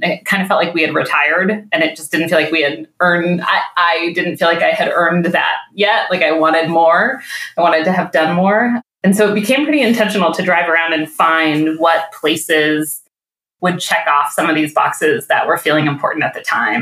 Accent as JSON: {"language": "English", "region": "New England", "country": "United States", "tie": "born or raised there", "also_born_or_lived": "California / Midwest", "moved": "yes", "lives_now": "Detroit, United States", "said": "I grew up in New England where now having lived in California and the Midwest, I go back home to New England"}